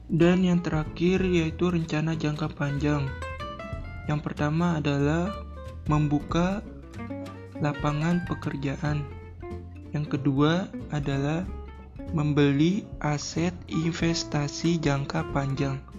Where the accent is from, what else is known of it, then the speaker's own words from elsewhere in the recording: Jakarta, Indonesia; Saya dari kelompok 72 … dan saya dari Provinsi DKI Jakarta.